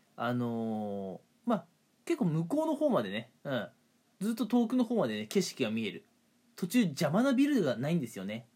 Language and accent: Japanese; Hokuriku, Japan; 私はね北陸出身北陸育ちなんですけれども